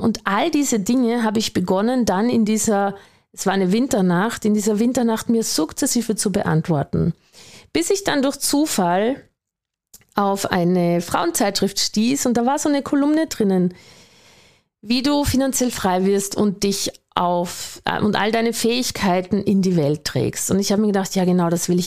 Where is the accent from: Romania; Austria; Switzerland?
Austria; accent: Austrian; Vielleicht hast du schon gehört an meinem Dialekt oder meinem Akzent besser gesagt, ich bin Österreicherin